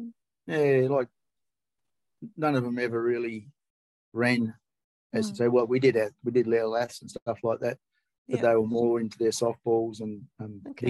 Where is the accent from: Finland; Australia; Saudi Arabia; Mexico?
Australia; Launceston, Tasmania; Grew up in Launceston. I've been here all my life. Sort of, I lived at Ravenswood.